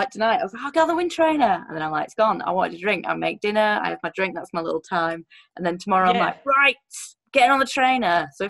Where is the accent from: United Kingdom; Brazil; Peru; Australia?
United Kingdom; England; I'm English